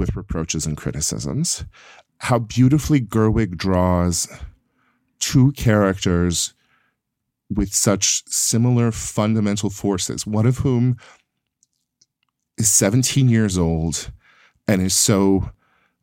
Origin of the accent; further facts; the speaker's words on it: Yuba City, California, United States; moved away; I'm from a little farm town called Yuba City that is the prune capital of the world.